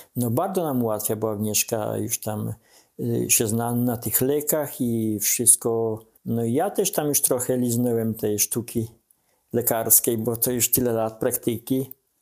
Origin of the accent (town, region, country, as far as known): Podlaskie Voivodeship, Poland